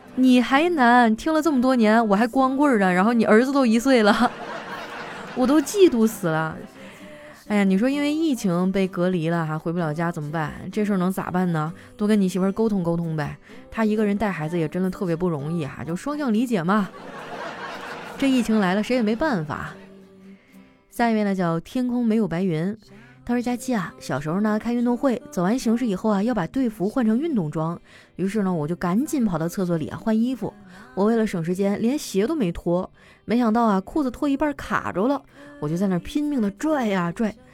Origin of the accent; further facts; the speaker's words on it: Northeast China, China; 特别像我们东北人